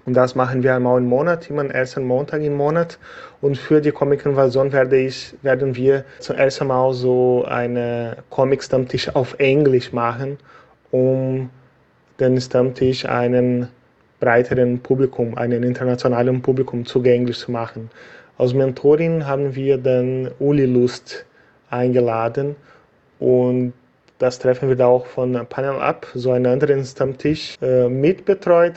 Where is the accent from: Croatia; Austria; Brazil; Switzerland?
Brazil; German is a second language; moved away as an adult; also born or lived in Germany; weil ich seit äh, November zurück in meinem Heimatland Brasilien lebe. Ich habe acht Jahre in Deutschland gelebt